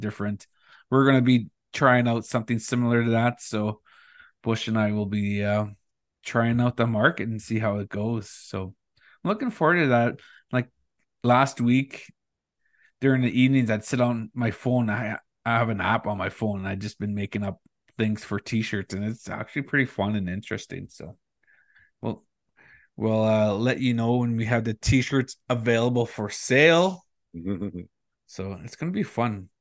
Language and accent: English; Northern Ontario, Canada; moved away; growing up in Northern Ontario